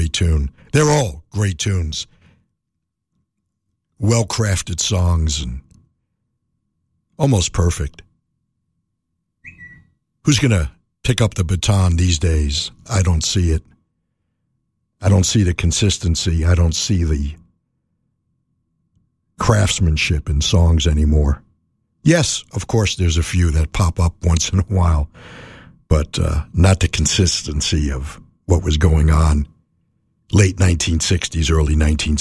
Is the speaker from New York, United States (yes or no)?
yes; New York City, New York, United States; I grew up in New York City